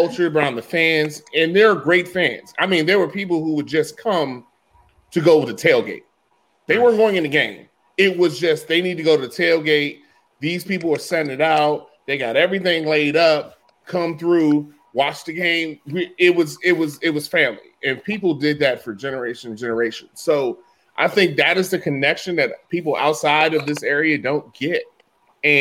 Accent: Alexandria, Virginia, United States; I grew up in Alexandria, so I grew up on the other side of the river.

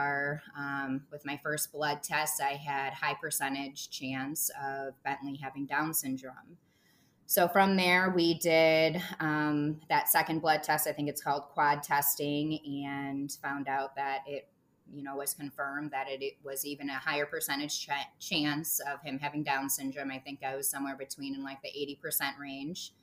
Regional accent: Michigan, United States; also born or lived in Chicago, Illinois; now in Chicago suburbs, United States; I am born and raised in Michigan, and I live in the suburbs of Chicago, Illinois

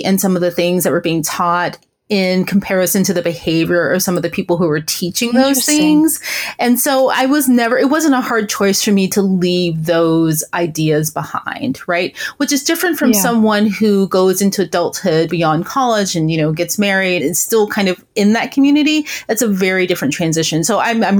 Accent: the South, United States; I grew up in the South.

